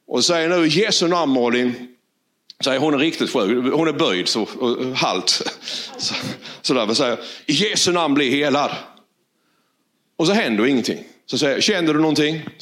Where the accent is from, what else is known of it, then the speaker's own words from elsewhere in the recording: Valje, Blekinge, Sweden; från Valje.